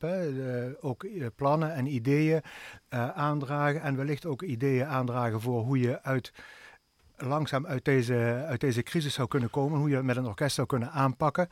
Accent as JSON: {"language": "Dutch", "town": "Swalmen", "region": "Limburg", "country": "Netherlands", "tie": "born or raised there", "lives_now": "Venlo, Netherlands", "said": "ik ben geboren en opgegroeid in Zwalmen"}